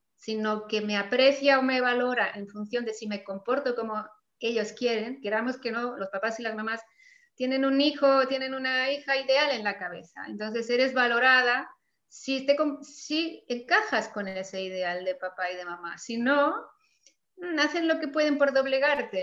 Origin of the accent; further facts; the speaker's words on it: Mallorca, Balearic Islands, Spain; de mi tierra de Mallorca